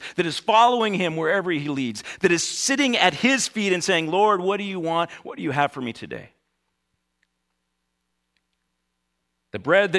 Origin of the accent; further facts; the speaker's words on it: United States; as American Christians